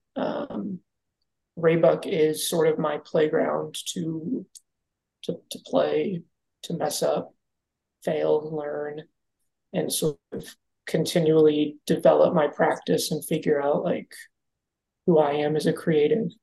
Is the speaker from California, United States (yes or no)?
no; Kansas, United States; moved away as an adult; now in Phoenix, United States; I spent most of my life growing up in Kansas